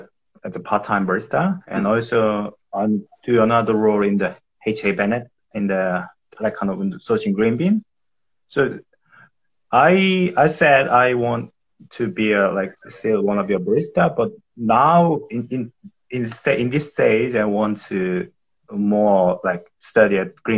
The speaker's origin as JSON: {"language": "English", "country": "South Korea", "moved": "yes", "lives_now": "Melbourne, Australia", "said": "I'm from Korea"}